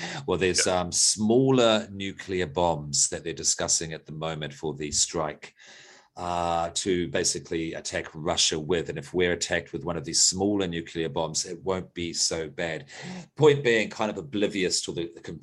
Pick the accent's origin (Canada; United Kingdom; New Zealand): New Zealand; West Coast; also born or lived in Australia; I am Australian, but I grew up in New Zealand. So in 1984, I was certainly in New Zealand. And I was in rural New Zealand.